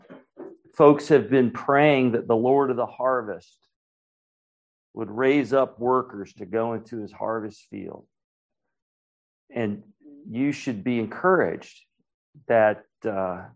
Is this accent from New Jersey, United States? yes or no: no; Raleigh, North Carolina, United States; now in Asheville, United States; I'm up in Asheville, and I grew up in Raleigh